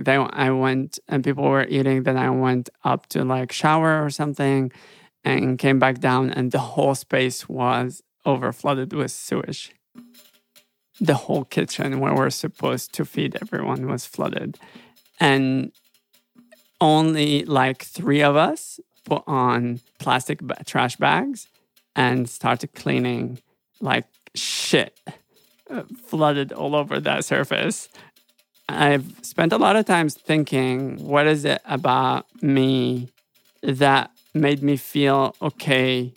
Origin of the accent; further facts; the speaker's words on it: Damascus, Damascus Governorate, Syria; also born or lived in Aleppo, Syria; now in Los Angeles, United States; I grew up in Syria. I grew up in Damascus. Most of it in Damascus, some of it in Aleppo